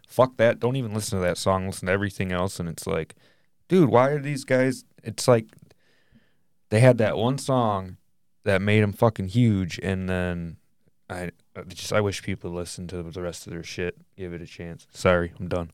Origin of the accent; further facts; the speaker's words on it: Michigan, United States; we're from Michigan